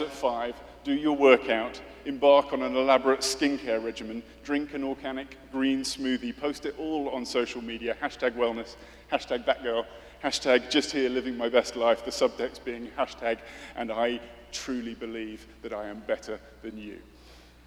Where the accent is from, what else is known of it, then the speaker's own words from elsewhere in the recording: United Kingdom; I'm British.